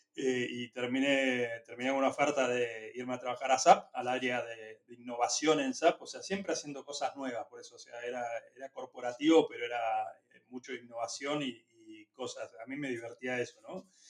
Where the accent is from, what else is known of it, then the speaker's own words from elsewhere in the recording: Argentina; also born or lived in Chile; somos argentinos